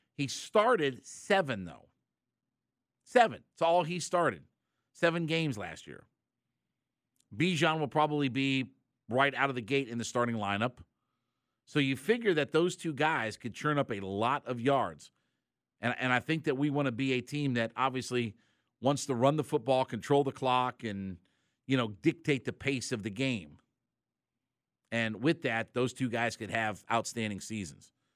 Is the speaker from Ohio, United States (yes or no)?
yes; Northeast Ohio, United States; moved away; I'm from Northeast Ohio